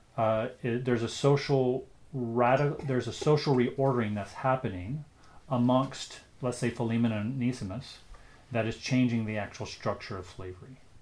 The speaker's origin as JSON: {"language": "English", "country": "United States", "moved": "as an adult", "lives_now": "Canada", "said": "I'm an American who has become a Canadian, so I'm both."}